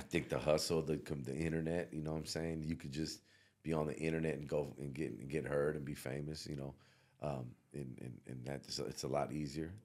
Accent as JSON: {"language": "English", "area": "the Bay Area", "region": "California", "country": "United States", "tie": "born or raised there", "also_born_or_lived": "the South", "moved": "yes", "said": "I came from the Bay and went down south"}